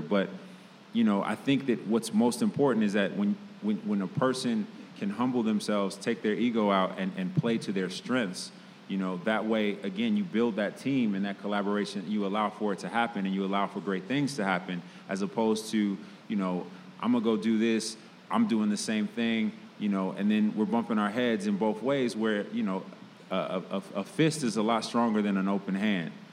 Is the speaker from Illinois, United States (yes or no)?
yes; Chicago, Illinois, United States; I grew up in Chicago hip hop culture and graffiti culture